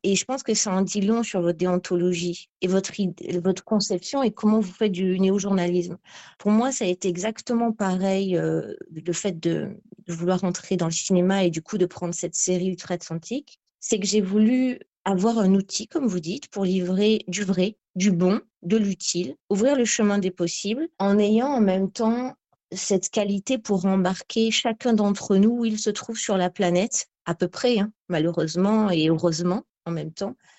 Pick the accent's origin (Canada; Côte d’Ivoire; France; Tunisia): France; Ramatuelle, Provence-Alpes-Côte d'Azur; je suis née quasi à Ramatuelle en août 80.